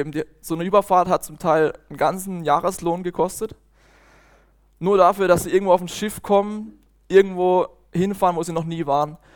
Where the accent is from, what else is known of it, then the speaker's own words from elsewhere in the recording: Bötzingen, Baden-Württemberg, Germany; Ich komme aus Bötzing, aus einer schönen Weingegend, im Kaiserstuhl.